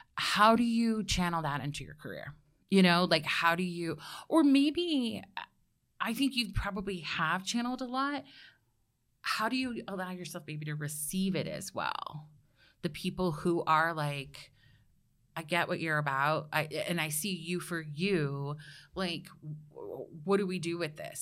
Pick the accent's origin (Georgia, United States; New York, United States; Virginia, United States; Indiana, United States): Georgia, United States; I'm from Georgia.